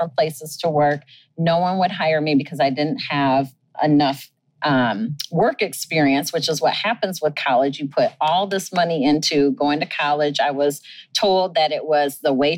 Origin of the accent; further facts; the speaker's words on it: Jenison, Michigan, United States; moved away; I grew up in Jenison, Michigan